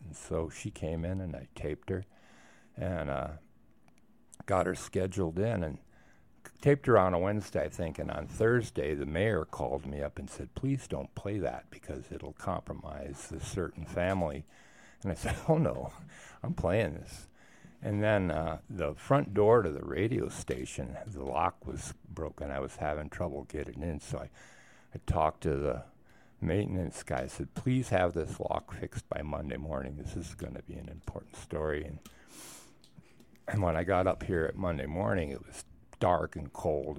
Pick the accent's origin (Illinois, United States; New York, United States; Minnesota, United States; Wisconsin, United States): Wisconsin, United States; moved away as an adult; also born or lived in Oregon; now in Moab, United States; I grew up in Wisconsin, uh, in the nineteen fifties and sixties